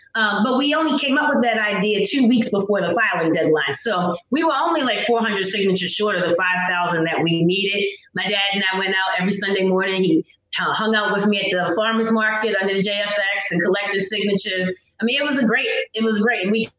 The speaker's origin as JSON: {"language": "English", "town": "Baltimore", "region": "Maryland", "country": "United States", "said": "I knew I'd never be a Democrat because I'm from Baltimore. I live here. I've seen them run my city exclusively my entire life, and it's not been good for my community."}